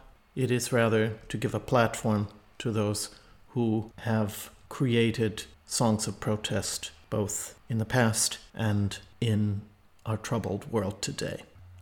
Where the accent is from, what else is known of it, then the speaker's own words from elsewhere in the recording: United States; moved away; the situation in my home country, specifically in Minneapolis.